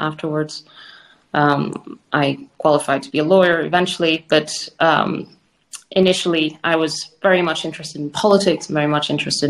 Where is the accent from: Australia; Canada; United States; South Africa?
South Africa; born there; Well, I was born in South Africa in 1983 to a Cuban father and Spanish mother.